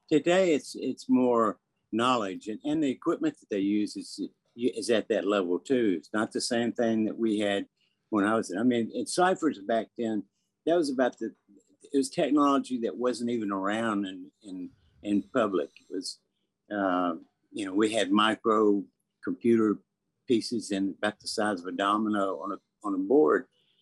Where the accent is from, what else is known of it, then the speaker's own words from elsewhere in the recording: the South, United States; growing up in the South, you know, I started out when I was 9 years old, you know.